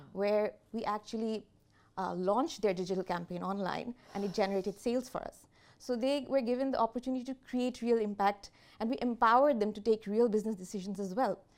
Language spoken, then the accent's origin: English; Bangladesh; I'm from Bangladesh, and I'm currently leading the employer brand agenda in Bangladesh